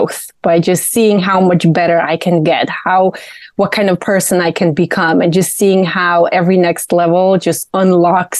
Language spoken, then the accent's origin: English; Poland; moved away as an adult; now in Charlotte, United States; I was born in Poland. I was raised there. I went to college there